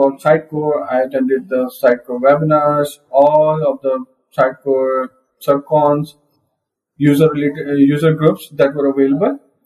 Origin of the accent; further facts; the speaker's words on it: Pakistan; I'm from Pakistan, first and only MVP from Pakistan